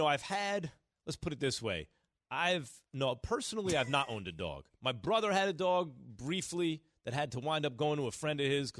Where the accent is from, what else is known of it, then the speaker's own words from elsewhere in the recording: New York City, New York, United States; I grew up in New York City.